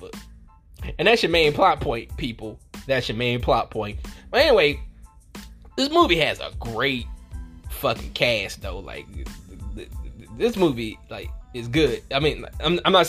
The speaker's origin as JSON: {"language": "English", "region": "the South", "country": "United States", "said": "I'm from the South"}